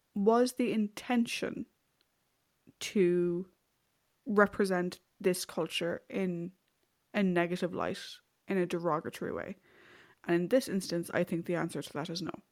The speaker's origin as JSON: {"language": "English", "country": "Ireland", "said": "I'm also speaking as an Irish person."}